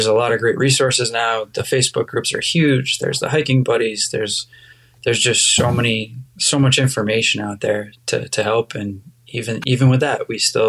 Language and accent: English; New Hampshire, United States; also born or lived in Cape Cod, Massachusetts; I grew up in New Hampshire. I was born on Cape Cod, but my family moved up to the Lake Winnipesaukee area when I was about 5 years old, so I definitely consider myself a New Hampshire kid.